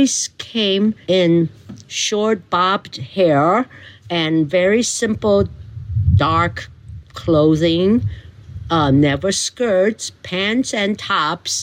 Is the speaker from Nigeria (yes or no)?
no; Taiwan; moved away as an adult; also born or lived in Nanjing, China / Wisconsin, United States; now in Mendocino, United States; we moved to Taiwan, and I was only 2 years old. So I pretty much grew up in Taiwan for 19 years